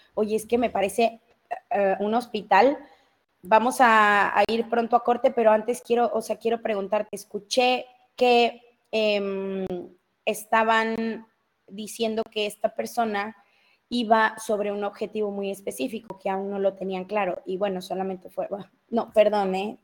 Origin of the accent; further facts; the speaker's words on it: Mexico City, Mexico; accent: chilango; mi familia es mexicana, criada en México, nacida en México, yo soy mexicana